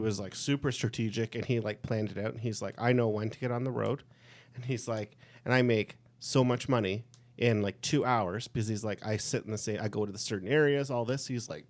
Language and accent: English; Burlington, Ontario, Canada; because we're from Burlington